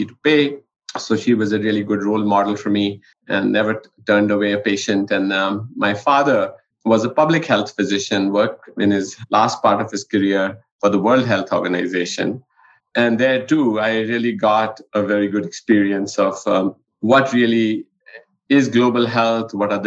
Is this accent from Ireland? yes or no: no; India; now in New Mexico, United States; I grew up in India in a household where both my parents were physicians